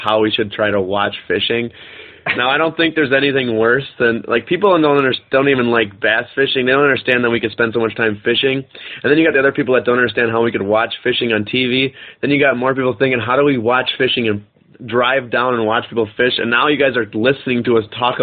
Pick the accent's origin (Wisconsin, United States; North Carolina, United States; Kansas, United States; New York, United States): Wisconsin, United States; we're from Wisconsin